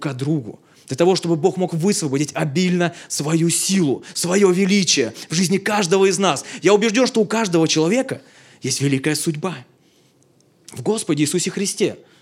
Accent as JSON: {"language": "Russian", "town": "Belovo", "region": "Kemerovo Oblast", "country": "Russia", "moved": "yes", "lives_now": "Moscow, Russia", "said": "я сам из Сибири, в городе Белово"}